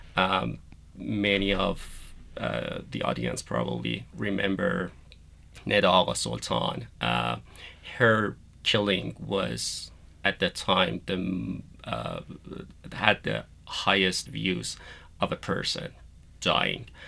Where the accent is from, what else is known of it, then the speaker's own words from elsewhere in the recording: Iran; moved away; I was born and raised in Iran. I went to school there